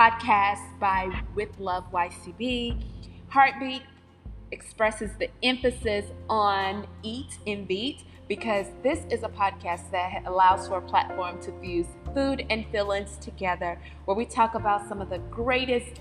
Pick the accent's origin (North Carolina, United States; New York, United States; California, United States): North Carolina, United States; accent: Southern; I'm from North Carolina, if you can't already tell with the Southern vernacular and accent